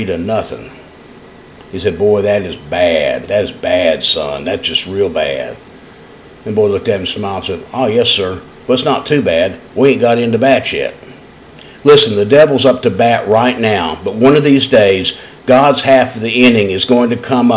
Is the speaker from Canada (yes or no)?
no; East Tennessee, United States; accent: East Tennessee; also born or lived in London; when I was a young boy growing up in East Tennessee